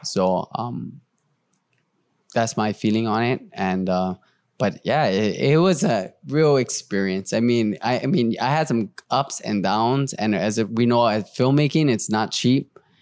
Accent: Hawaii, United States; I'm Hawaiian.

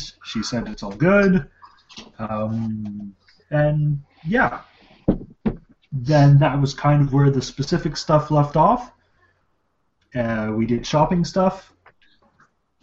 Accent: Canada; accent: Canadian; my Canadian accent

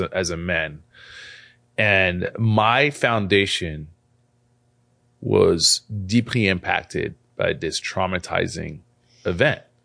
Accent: France; also born or lived in Algeria; now in United States; I'm, I'm an immigrant, so I wasn't born here. I was born in France.

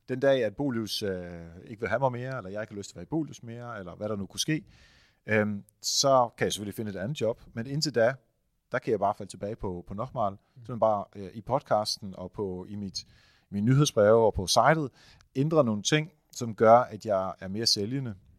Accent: Netherlands; now in Denmark; Jeg er jo hollænder

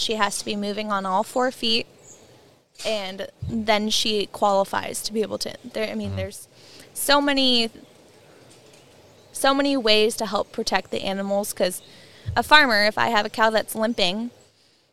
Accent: hometown 2 hours south of Whatcom County, Washington, United States; moved away as an adult; also born or lived in Pullman, Washington; now in Whatcom County, United States; I moved from my hometown 2 hours north to Whatcom County

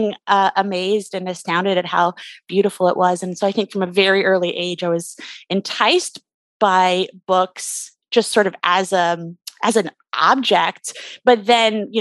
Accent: Canada; I grew up in Canada

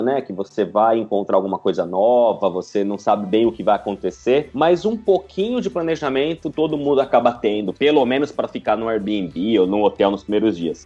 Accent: São Paulo, Brazil; first language Portuguese; moved away as an adult; also born or lived in Italy / Pisa, Italy; now in Liverpool, United Kingdom; Eu sou de São Paulo, capital

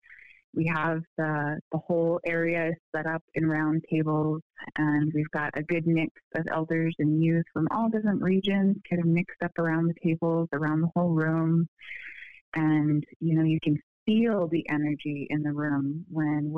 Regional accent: Unalakleet, Alaska, United States; now in Anchorage, United States; I come from Unalaslik

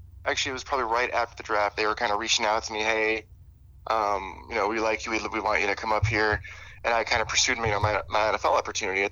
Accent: Illinois, United States; moved away; also born or lived in Nebraska; growing up in Illinois

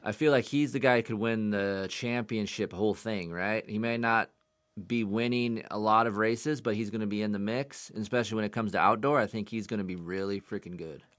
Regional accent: United States; as an American fan

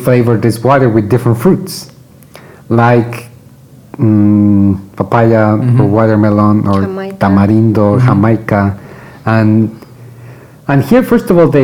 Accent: Mexico; moved away; since I sort of left Mexico

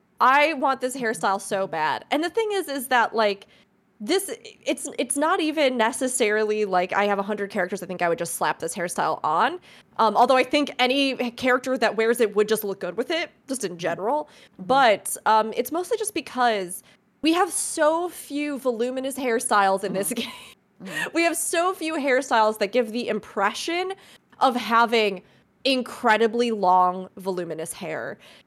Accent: Midwest, United States; Well, that's also because I know you're from the Midwest, Fusion, as I am, so...

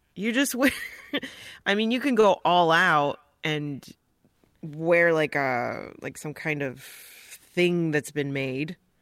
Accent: Joliet, Illinois, United States; born or raised there; also born or lived in Hinsdale, Illinois / Bolingbrook, Illinois

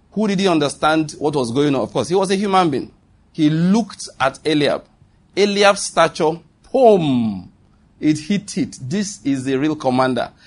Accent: Western Nigeria, Nigeria; I grew up in Western Nigeria, and I speak Yoruba very well.

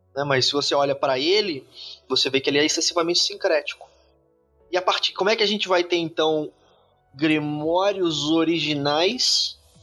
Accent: Brazil; a gente é brasileiro

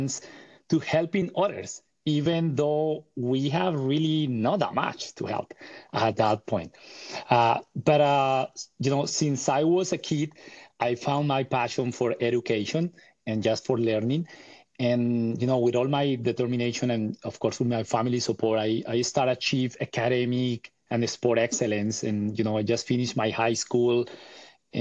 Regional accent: Bogotá, Colombia; I was born and raised in Bogota, Colombia, and in the 80s.

